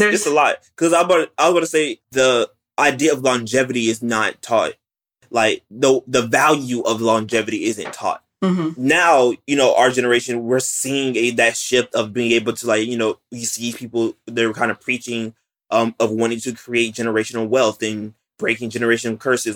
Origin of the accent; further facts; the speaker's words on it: West Palm Beach, Florida, United States; I'm from West Palm Beach, Florida